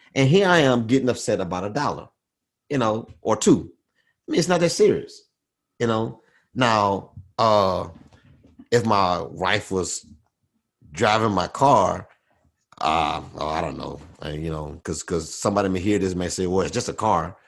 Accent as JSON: {"language": "English", "town": "Baton Rouge", "region": "Louisiana", "country": "United States", "tie": "born or raised there", "said": "growing up in Baton Rouge"}